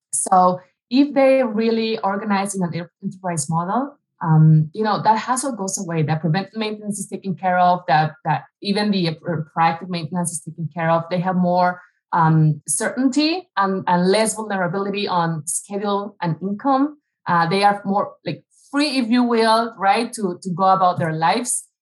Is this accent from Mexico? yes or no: yes; Mexico City, Mexico; moved away as an adult; now in United States; I grew up in Mexico City. I was there for the first almost 30 years of my life.